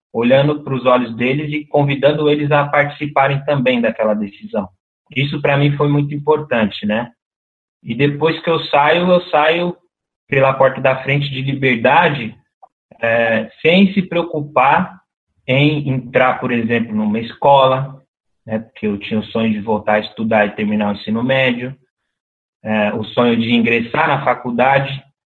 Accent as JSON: {"language": "Portuguese", "region": "São Paulo", "country": "Brazil", "tie": "born or raised there", "said": "no Brejo, que foi onde eu cresci dos 7 aos 14 anos"}